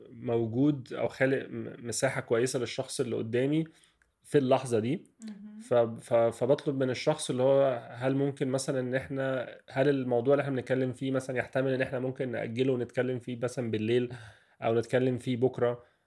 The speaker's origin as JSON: {"language": "Arabic", "country": "Egypt", "said": "احنا بنقول ان هي موجوده في ثقافتنا عامه كمصريين"}